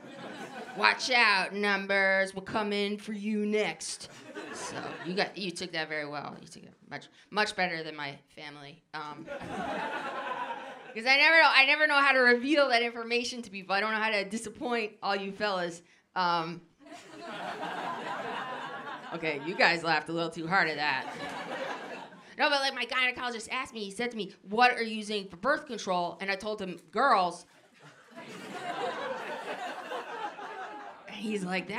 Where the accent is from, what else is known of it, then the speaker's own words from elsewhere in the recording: New Jersey, United States; I grew up in New Jersey